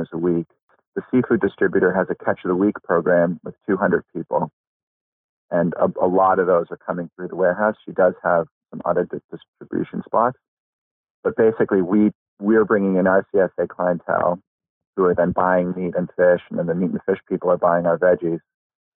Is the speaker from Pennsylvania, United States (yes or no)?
no; outside of Boston, Massachusetts, United States; moved away as an adult; I grew up outside of Boston where it's hot and muggy